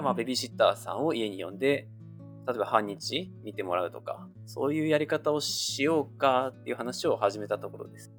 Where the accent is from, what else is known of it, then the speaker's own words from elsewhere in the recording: Japan; now in United States; うちの場合は親が2人とも日本人なので、まあ、家では日本語